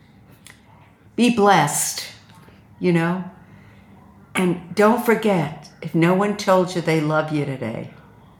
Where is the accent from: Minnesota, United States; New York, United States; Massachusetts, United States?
New York, United States; New York City; I'm from Brooklyn